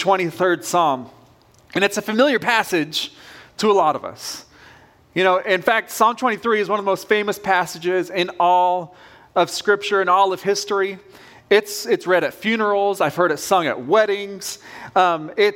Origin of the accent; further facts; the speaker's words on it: Southern Oregon, United States; moved away; I grew up on the West Coast. I was born in a small town in Southern Oregon.